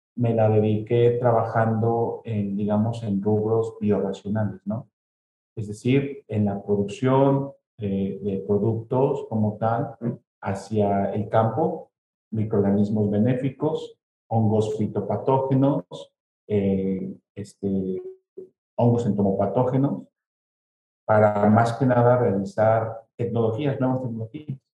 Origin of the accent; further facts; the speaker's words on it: Celaya, Guanajuato, Mexico; Nazco en Celaya, Guanajuato, soy de Ceralla, soy de Guanajuato como tal